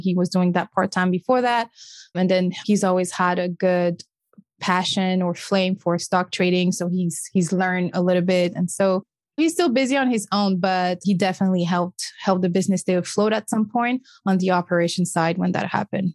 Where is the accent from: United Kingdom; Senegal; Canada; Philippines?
Senegal; first language French; English is a second language; moved away as an adult; also born or lived in Cape Verde (ancestry); now in United States; French is my first language because I was born and raised in a small West African country called Senegal.